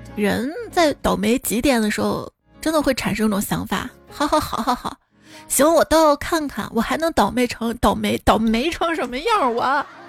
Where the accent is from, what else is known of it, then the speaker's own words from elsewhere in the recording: Xi'an, Shaanxi, China; 我们先人不抢票，不用抢票，因为都不去。机会留给外地人